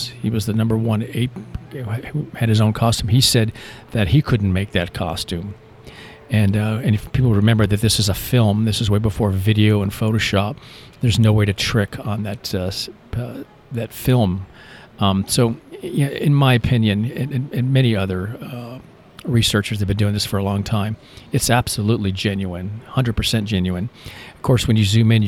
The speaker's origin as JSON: {"language": "English", "region": "Florida", "country": "United States", "tie": "born or raised there", "also_born_or_lived": "Michigan / Key West, Florida", "moved": "yes", "lives_now": "Georgia, United States", "said": "growing up in Florida on the edge of the Everglades"}